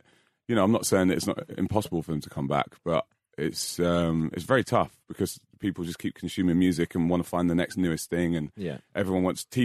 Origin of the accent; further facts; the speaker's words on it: London, United Kingdom; moved away as an adult; now in Australia; I grew up in Fulham, which is not far from Els Court.